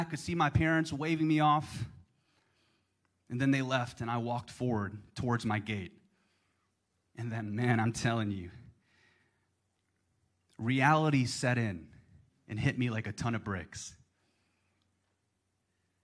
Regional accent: Baton Rouge, Louisiana, United States; moved away as an adult; also born or lived in New York City; now in Austin, United States; My mom lives in Baton Rouge, Louisiana, my hometown

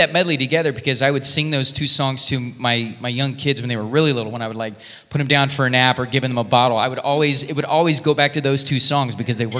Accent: Kansas City, United States; also born or lived in New York; now in Las Vegas, United States; I'm originally from Kansas City.

